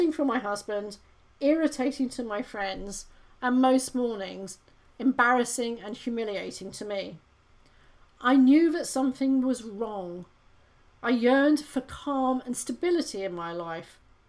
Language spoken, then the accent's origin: English; United Kingdom; I'm British, I grew up with a monarchy